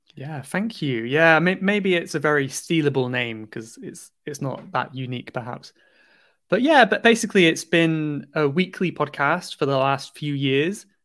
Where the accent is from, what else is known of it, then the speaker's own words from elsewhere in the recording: Cornwall, South West England, United Kingdom; now in London, United Kingdom; I'm from, I'm from Cornwall in the southwest of England.